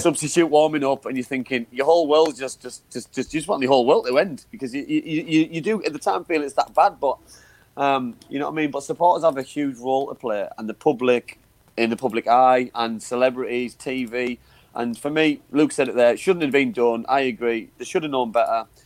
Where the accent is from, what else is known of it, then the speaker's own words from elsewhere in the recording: Middlesbrough, North East England, United Kingdom; I was playing for my hometown club at the time